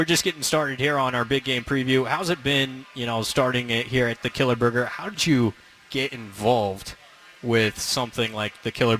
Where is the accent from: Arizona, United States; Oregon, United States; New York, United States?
Oregon, United States; also born or lived in Chicago; I grew up in Oregon. I ended up going to school out in Chicago and coming back